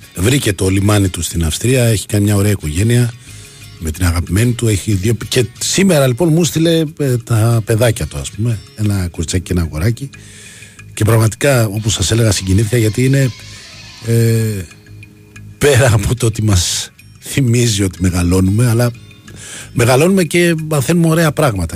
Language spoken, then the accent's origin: Greek; Livadeia, Central Greece, Greece; είναι η πατρίδα μου